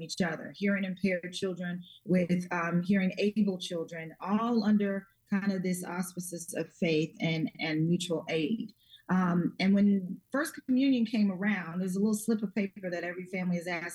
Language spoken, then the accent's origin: English; Chicago, Illinois, United States; I am from Chicago. I'm a native daughter of Chicago. I grew up on Chicago's West Side